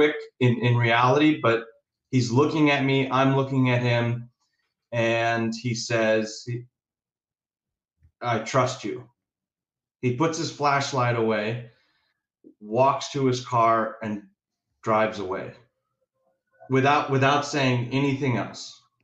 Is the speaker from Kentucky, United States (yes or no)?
no; Chicago, Illinois, United States; moved away as an adult; also born or lived in Indiana; I was born in Chicago, yeah, and that's where it all started, and it evolved from there. So Chicago, grew up, you know, normal kid